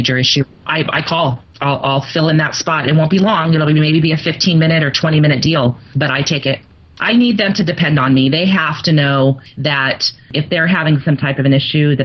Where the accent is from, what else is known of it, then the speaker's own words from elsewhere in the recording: Santa Barbara, California, United States; moved away; I grew up in Santa Barbara as a little girl and loved it there